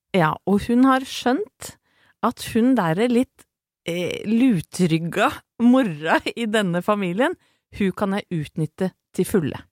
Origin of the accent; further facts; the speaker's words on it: Åsgårdstrand, Vestfold, Norway; jeg er fra Åsgårdstrand